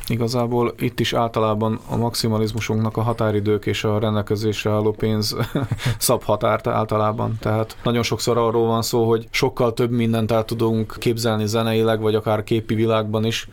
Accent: Upper Hungary, Felvidék, Slovakia; mi felvidékiek vagyunk

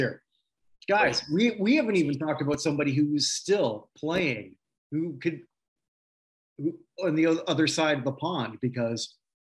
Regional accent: Canada; as a Canadian, can I step in here? Not a Montreal Canadian, but a Canadian.

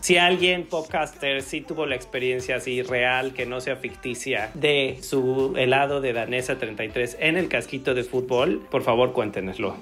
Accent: Mexico City, Mexico; somos de Ciudad de México

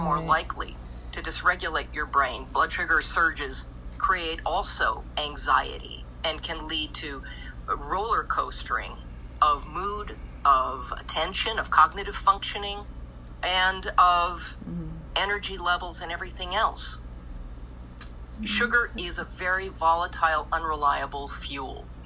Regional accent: Minnesota, United States; moved away; I'm originally from Minnesota

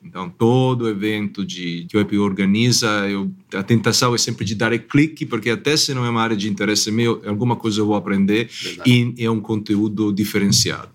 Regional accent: Italy; now in São Paulo, Brazil; eu sou italiano

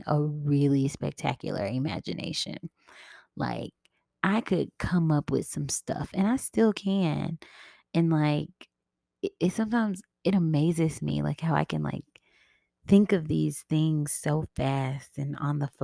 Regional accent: Memphis, Tennessee, United States; moved away as an adult; I am originally from Memphis, Tennessee. And I really do love where I come from. But I haven't lived there in, I don't know how many years

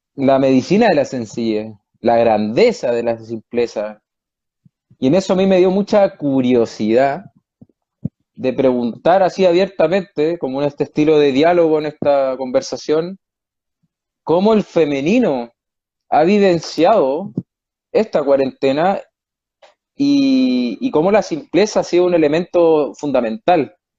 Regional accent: Chile; moved away as an adult; now in Spain; estoy en España, soy chileno, pero llevo cuatro años y medio en Europa

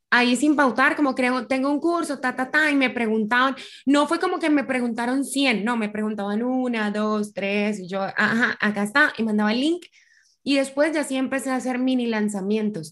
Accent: Colombia; moved away as an adult; also born or lived in Buenos Aires, Argentina; Yo soy colombiana

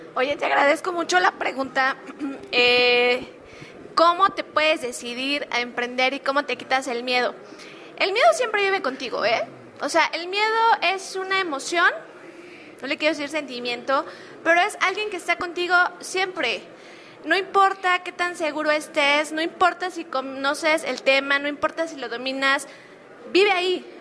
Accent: State of Mexico, Mexico; moved away as an adult; soy del Estado de México, pero vivía en otro estado de la República

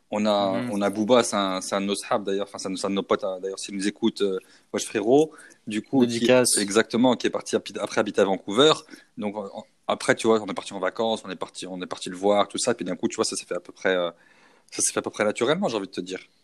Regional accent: Lyon, Auvergne-Rhône-Alpes, France; moved away as an adult; now in Montreal, Canada; Pour nous, Lyon, c'est notre ville

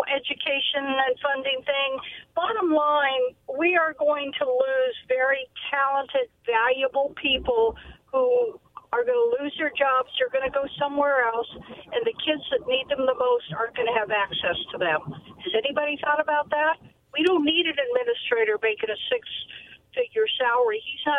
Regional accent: Kennewick, Washington, United States; I'm from Kennewick.

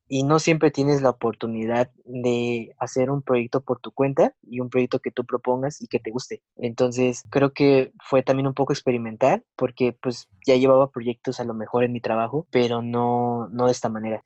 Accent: Mexico City, Mexico; also born or lived in São Paulo, Brazil; soy de la Ciudad de México

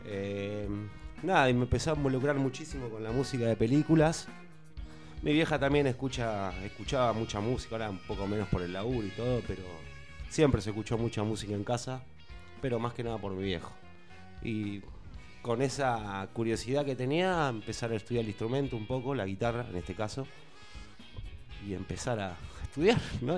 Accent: Tandil, Buenos Aires Province, Argentina; soy un músico de Tandil, estoy viajando

